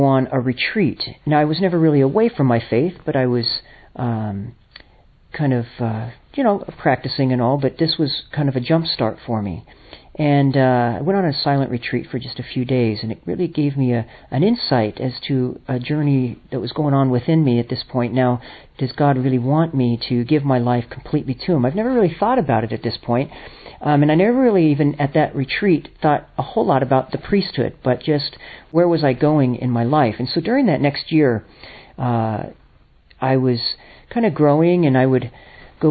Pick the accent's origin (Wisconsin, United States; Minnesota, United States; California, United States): California, United States; Los Angeles area; moved away; I'm originally from America. California is my home in Los Angeles area